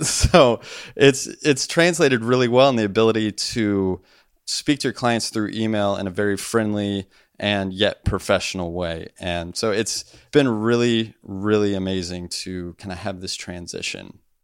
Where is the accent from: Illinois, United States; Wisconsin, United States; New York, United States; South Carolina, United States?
Illinois, United States; moved away as an adult; also born or lived in Nashville; me moving to Illinois, my home state